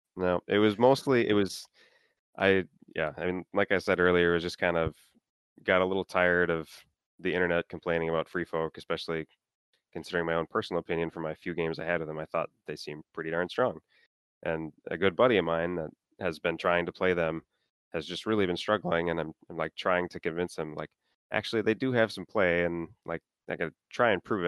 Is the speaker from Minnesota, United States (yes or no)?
yes; Minnesota, United States; I'm from Minnesota